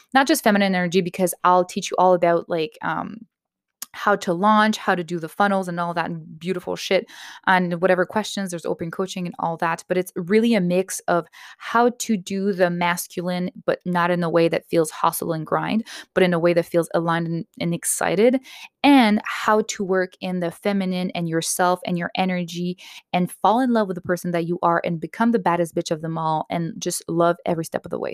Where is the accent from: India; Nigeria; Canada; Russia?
Canada; I'm Canadian myself